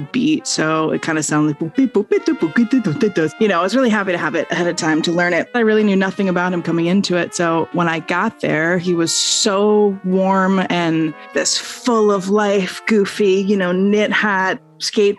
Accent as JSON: {"language": "English", "region": "Vermont", "country": "United States", "tie": "born or raised there", "said": "I grew up in Vermont"}